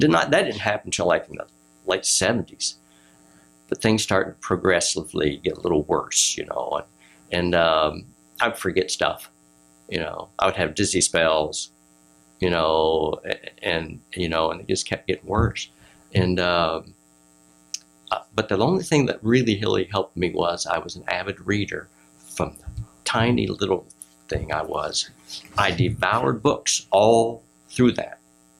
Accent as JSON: {"language": "English", "region": "Ohio", "country": "United States"}